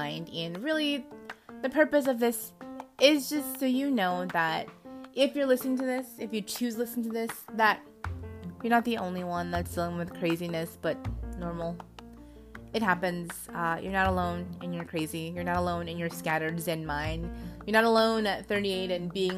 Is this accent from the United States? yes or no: yes; California, United States; now in Oklahoma City, United States; I am from California, but I live in Oklahoma City right now for work